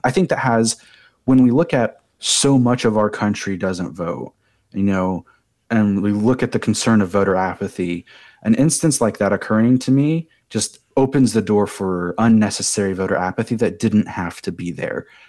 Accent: United States; I myself as an American citizen

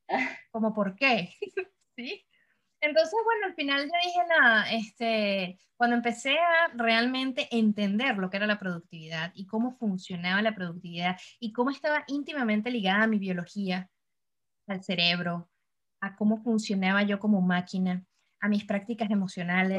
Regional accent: Caracas, Capital District, Venezuela; moved away as an adult; now in Montreal, Canada; Yo vengo del trópico del Caribe, vengo de Caracas, Venezuela

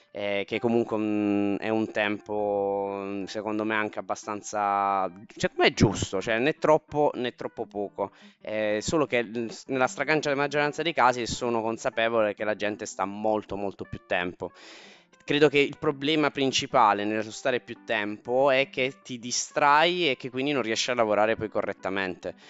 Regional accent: Taranto, Apulia, Italy; Tarantino perché sono di Taranto

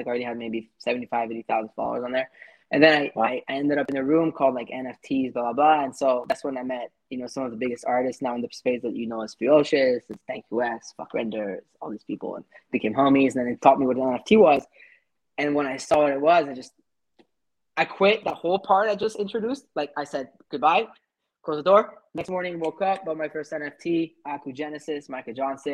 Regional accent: Paris, Île-de-France, France; now in Montreal, Canada; I'm a 27-year-old entrepreneur based in Montreal, Canada. I was born and raised in Paris

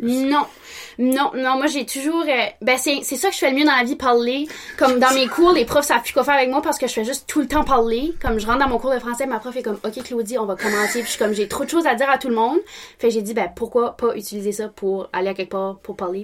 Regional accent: Bathurst, New Brunswick, Canada; je suis née à Bathurst, born and raised

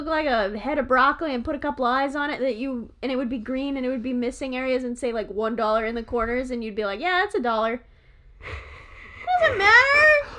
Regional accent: United States; accent: American; my bad American accent.

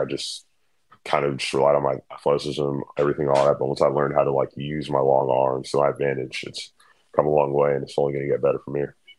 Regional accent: Dallas, Texas, United States; I was born in Dallas. I've lived uh, in the United States my whole life.

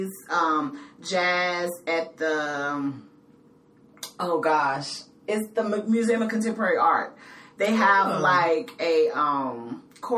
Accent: Fort Worth, Texas, United States; now in Chicago, United States; I grew up in Fort Worth, Texas

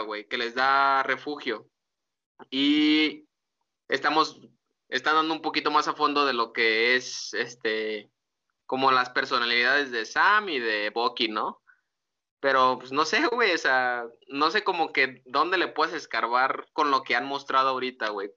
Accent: Mexico; somos mexicanos

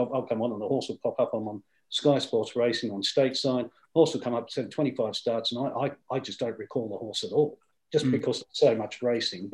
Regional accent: Australia; as an Australian, you are proud of. I remember being at school and we would have to stop the classes, and originally it was on radio, and listen to the Melbourne Cup

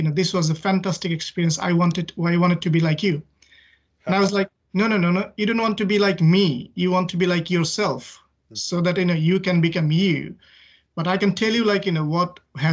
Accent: Dhaka, Dhaka Division, Bangladesh; moved away as an adult; now in United Kingdom; I grew up old part of Dhaka. So Dhaka is the capital of Bangladesh. So I grew up in Dhaka

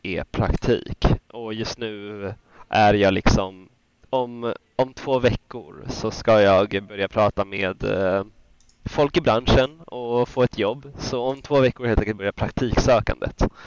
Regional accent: Sweden; som svenskar

